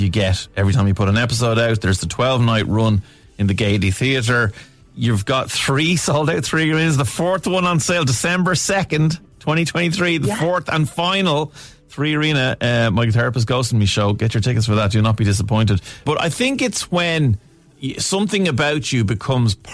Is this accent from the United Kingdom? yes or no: no; Portmarnock, Leinster, Ireland; my hometown of Portmarnock